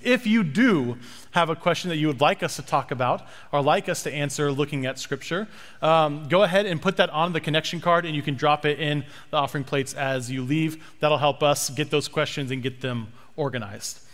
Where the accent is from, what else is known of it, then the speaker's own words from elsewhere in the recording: Lawrence, Kansas, United States; I'm from Lawrence, Kansas, which is where the University of Kansas is